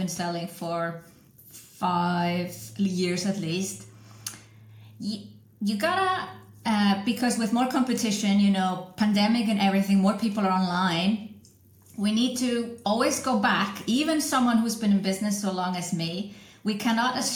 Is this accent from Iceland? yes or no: yes; Iceland; also born or lived in Switzerland; I'm from Iceland originally